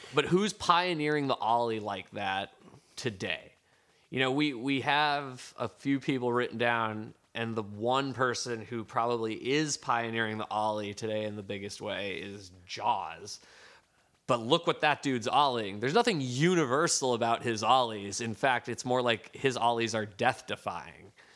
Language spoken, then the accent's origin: English; Gardner, Massachusetts, United States; now in San Francisco, United States; where I grew up in Gardner, Massachusetts.